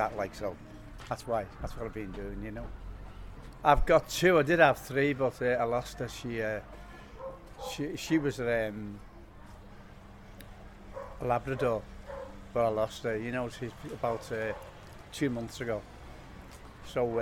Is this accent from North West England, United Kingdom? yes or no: yes; Tower Hill, North West England, United Kingdom; I'm a pensioner from Tower Hill.